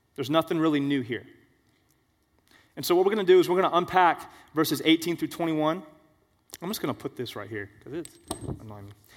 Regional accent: Florida, United States; We're all from Florida here

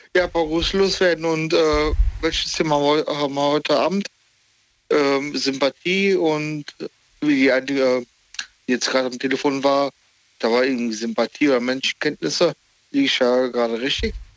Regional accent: Cologne, North Rhine-Westphalia, Germany; aus Köln

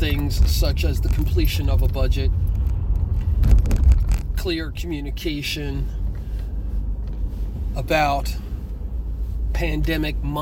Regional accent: Trenton, New Jersey, United States; Trenton, New Jersey, my hometown

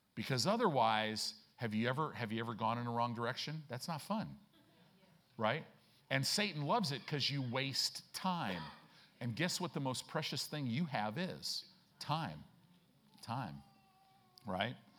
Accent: Chicago, Illinois, United States; moved away; I grew up in Chicago

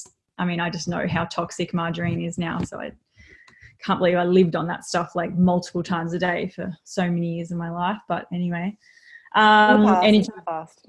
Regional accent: Melbourne, Victoria, Australia; now in Gold Coast, Australia; I wasn't born and bred up here. I was born in Melbourne and sort of transitioned my way up here over time

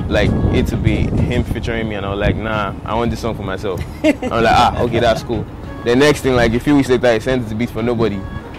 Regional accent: Lagos, Nigeria; I grew up in Akoka Bariga. It's like somewhere on the mainland.

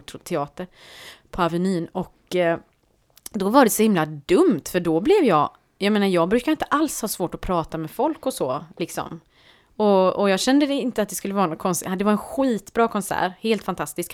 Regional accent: Partille, Västra Götaland, Sweden; jag växte upp i Partille

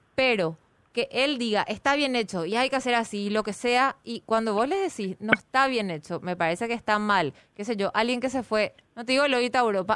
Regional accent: Asunción, Paraguay; los que somos de Asunción y pagamos impuestos

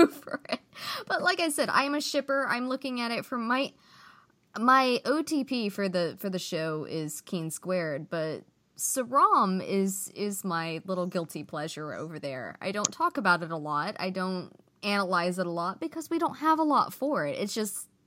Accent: United States; first language English; As an American who has spoken English my entire life

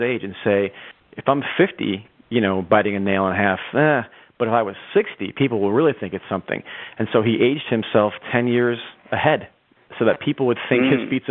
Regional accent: United States; As an American

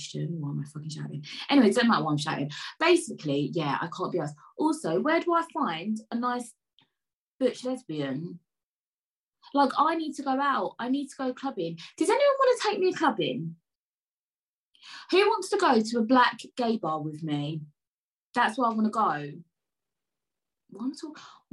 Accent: London, United Kingdom; I was born in Peckham

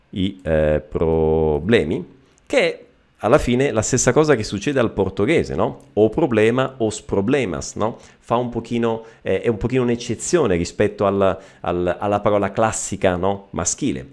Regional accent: Messina, Sicily, Italy; anch'io sono eh, siciliano, io sono di Messina

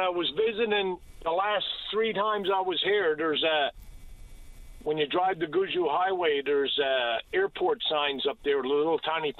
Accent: St. John's, Newfoundland and Labrador, Canada; moved away as an adult; now in Nova Scotia, Canada; I live in Nova Scotia, but I'm from St. John's.

